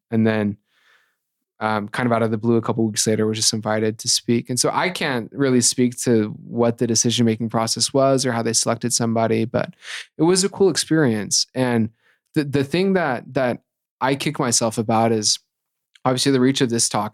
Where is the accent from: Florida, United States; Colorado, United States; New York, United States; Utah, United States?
Utah, United States; Ephraim; also born or lived in Salt Lake City, Utah / southwestern Virginia; I was born here in Salt Lake City, but grew up between um, southwestern Virginia and Ephraim, Utah. Went to Manti High School.